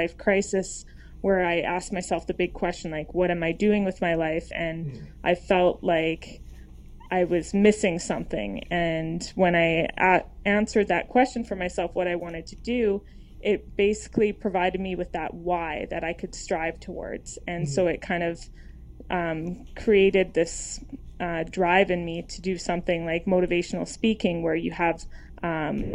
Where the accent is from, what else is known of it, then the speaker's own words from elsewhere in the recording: Edmonton, Alberta, Canada; I'm from Edmonton, Canada